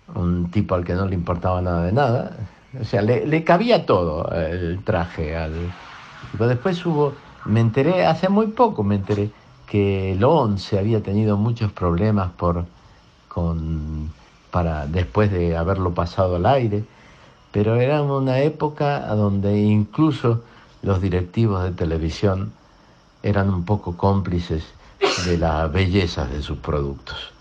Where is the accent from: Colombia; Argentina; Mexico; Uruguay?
Argentina; todos creciéramos como argentinos